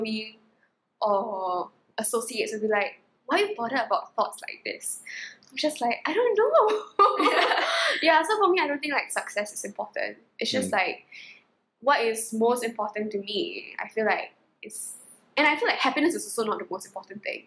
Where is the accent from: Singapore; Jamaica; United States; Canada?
Singapore; I'm Singaporean